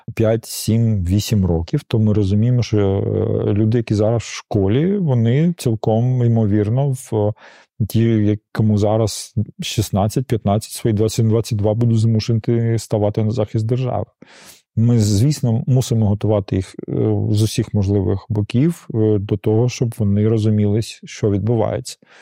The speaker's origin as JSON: {"language": "Ukrainian", "town": "Donetsk", "region": "Donetsk Oblast", "country": "Ukraine", "tie": "born or raised there", "moved": "yes", "said": "я народився, виріс в Донецьку"}